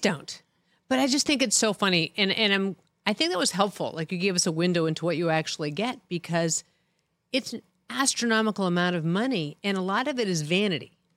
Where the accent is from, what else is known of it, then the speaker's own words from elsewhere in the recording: Boston, Massachusetts, United States; I grew up in Boston